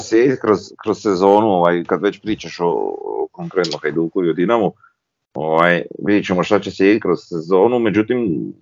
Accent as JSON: {"language": "Croatian", "country": "Croatia", "said": "mi smo Hrvati, ja sam Hrvat."}